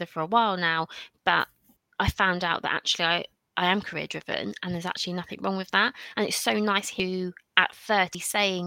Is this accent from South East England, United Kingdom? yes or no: yes; South East England, United Kingdom; also born or lived in Bristol; I'm originally from a little town between Eastbourne and Brighton